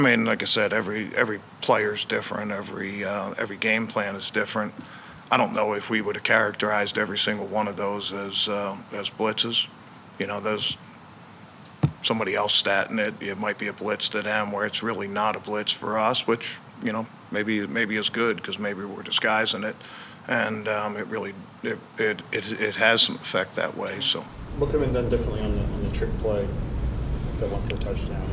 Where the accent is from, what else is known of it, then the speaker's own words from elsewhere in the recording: Baltimore, Maryland, United States; I grew up in Baltimore